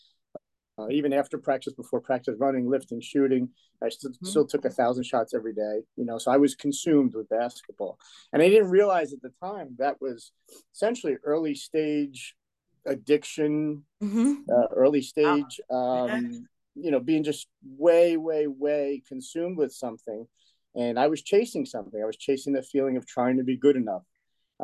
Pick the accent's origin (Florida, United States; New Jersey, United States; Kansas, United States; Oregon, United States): New Jersey, United States; Woodbridge; I grew up in Woodbridge, New Jersey. We grew up in a little town, a section of Woodbridge called Colonia